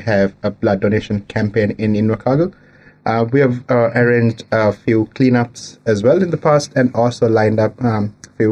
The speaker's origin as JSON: {"language": "English", "country": "Sri Lanka", "moved": "as an adult", "lives_now": "New Zealand", "said": "I'm originally from Sri Lanka. Been living in New Zealand for the last 5 years now"}